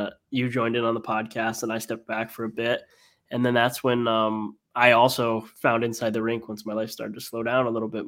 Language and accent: English; Northeast, United States; I've been a lifelong Bruins fan growing up in the Northeast